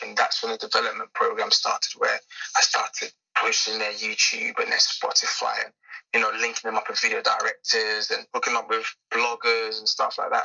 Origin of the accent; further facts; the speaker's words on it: United Kingdom; I was like in my late teens, early 20s how do I leave this this side of the pond